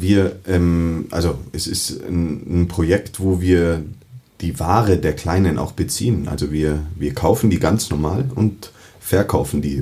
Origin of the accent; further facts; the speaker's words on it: Munich, Bavaria, Germany; ich bin ähm, waschechter Münchner in dritter Generation